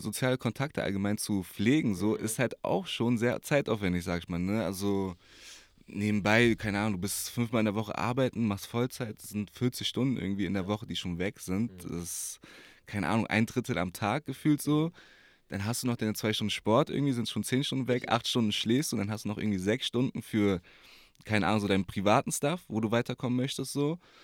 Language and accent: German; Berlin, Germany; geboren, aufgewachsen hier in Berlin, Wedding, Moabit.